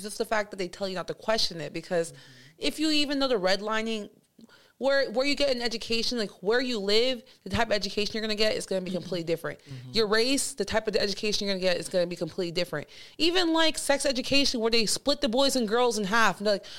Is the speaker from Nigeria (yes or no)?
yes; Nigeria; But like going back to some of my favorite parts of my culture, being Nigerian. Shout out to Nigeria.